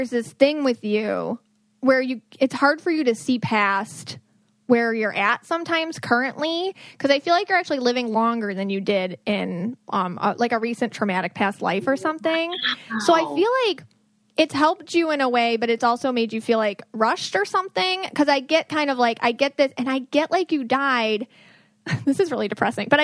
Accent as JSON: {"language": "English", "town": "Buffalo", "region": "New York", "country": "United States", "said": "I'm from Buffalo"}